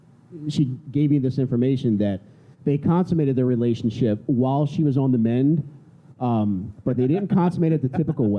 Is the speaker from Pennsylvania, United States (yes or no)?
yes; Upper Darby, Pennsylvania, United States; I grew up in Upper Darby, Pennsylvania.